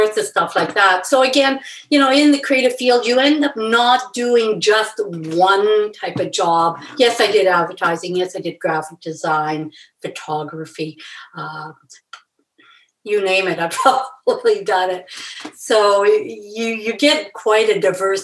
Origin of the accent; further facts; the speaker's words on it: Edmonton, Alberta, Canada; I grew up in Edmonton